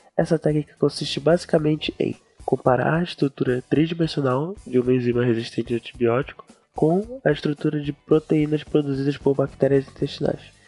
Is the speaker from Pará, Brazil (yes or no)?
yes; Belém, Pará, Brazil; eu sou de Belém